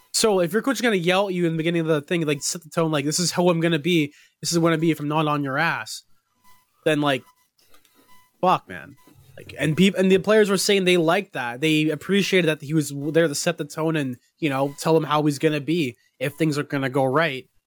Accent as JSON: {"language": "English", "country": "Canada", "said": "I'm a Canadian"}